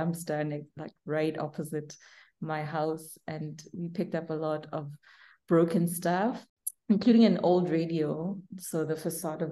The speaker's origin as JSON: {"language": "English", "town": "Burgersfort", "region": "Limpopo", "country": "South Africa", "tie": "born or raised there", "said": "So I grew up in a little town called Burgersfort."}